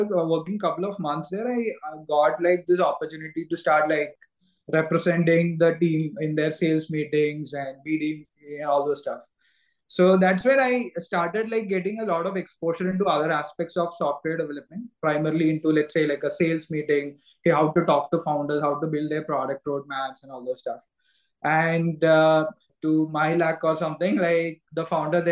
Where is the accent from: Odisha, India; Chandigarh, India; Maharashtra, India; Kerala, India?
Kerala, India; moved away as an adult; also born or lived in Bangalore; I'm also natively from Kerala